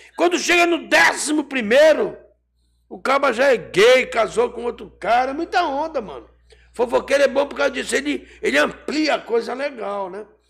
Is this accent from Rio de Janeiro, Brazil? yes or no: yes; Rio de Janeiro, Brazil; also born or lived in Pará (birthplace); now in Pará, Brazil; fui criado a minha infância no Rio de Janeiro